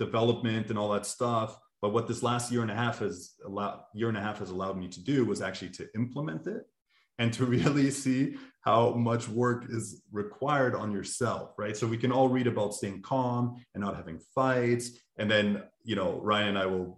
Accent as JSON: {"language": "English", "town": "Montreal", "region": "Quebec", "country": "Canada", "tie": "born or raised there", "moved": "yes", "said": "my hometown in Montreal."}